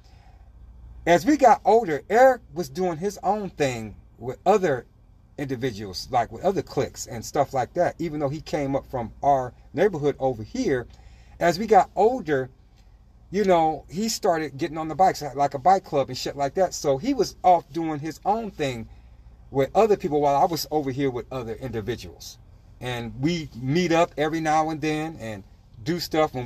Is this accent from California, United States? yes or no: yes; Los Angeles, California, United States; this is California that I grew up in, Los Angeles